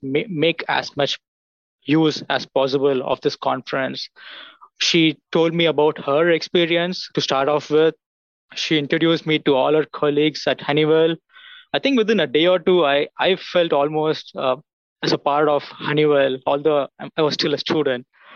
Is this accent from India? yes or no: yes; India; moved away as an adult; also born or lived in United States; now in Auburn, United States; I'm from India. I came to US in 2016 to pursue my graduate degree.